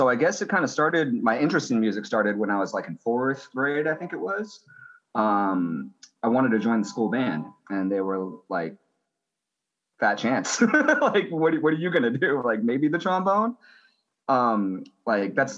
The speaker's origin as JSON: {"language": "English", "region": "Central California", "country": "United States", "tie": "born or raised there", "moved": "yes", "lives_now": "Portland, United States", "said": "I grew up in Central California. I've been living in Portland since 2005."}